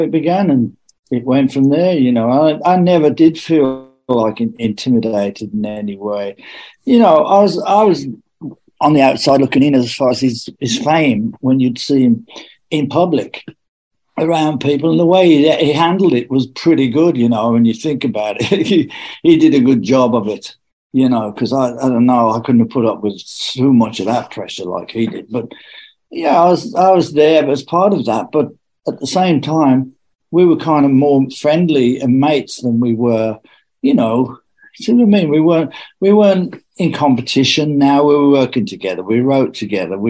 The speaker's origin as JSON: {"language": "English", "town": "Birmingham", "region": "West Midlands", "country": "United Kingdom", "said": "we're from Birmingham with different accents"}